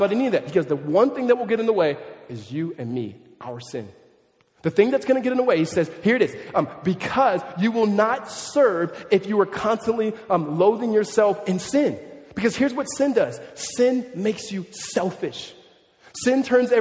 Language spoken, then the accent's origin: English; California, United States; now in Tempe, United States; I grew up in California